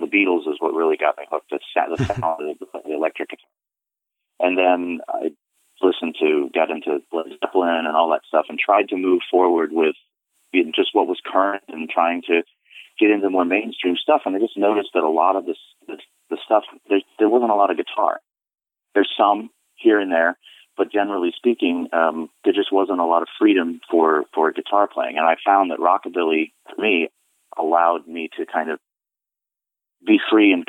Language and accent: English; Florida, United States; moved away as an adult; also born or lived in New York; now in Rhode Island, United States; I live in Rhode Island now, but I grew up in Florida